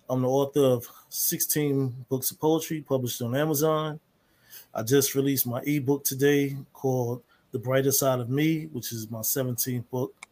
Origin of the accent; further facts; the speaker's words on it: Harlem, New York, United States; I recently live in uh, South Jersey. I'm originally from Harlem, New York.